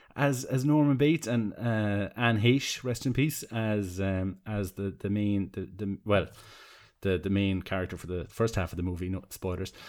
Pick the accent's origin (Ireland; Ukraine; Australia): Ireland; Tramore, Munster; I grew up in Seaside Town, where you could see the light of a, of a, of a lighthouse from kind of my house. Um, and when the, the fog used to kind of come in over the, the cliffs of Tremor, the southeast of Waterford